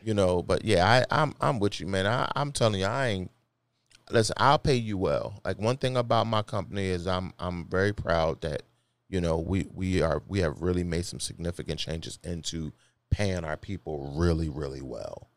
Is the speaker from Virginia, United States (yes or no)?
no; Philadelphia, Pennsylvania, United States; I'm from Philly.